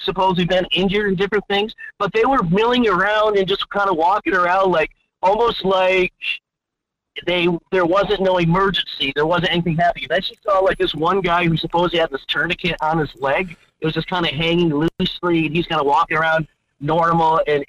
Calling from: Fairbanks, Alaska, United States; from Fairbanks.

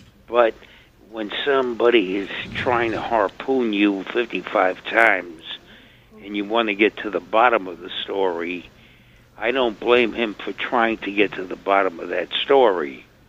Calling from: Bronx, New York, United States; Yes, hello. I'm from the Bronx here.

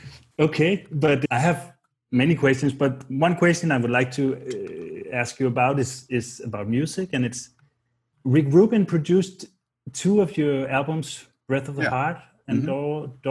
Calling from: Copenhagen, Capital Region of Denmark, Denmark; English is a second language; I'm joining you from Copenhagen in Denmark.

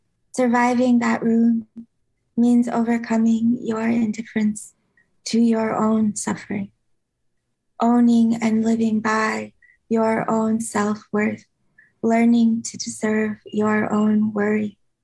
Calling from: San Francisco, California, United States; San Francisco.

